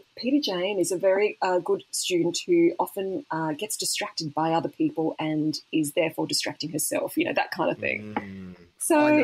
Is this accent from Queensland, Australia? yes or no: yes; Mackay, Queensland, Australia; moved away as an adult; also born or lived in Brisbane; I love Mackay. I'm the number one fan of my hometown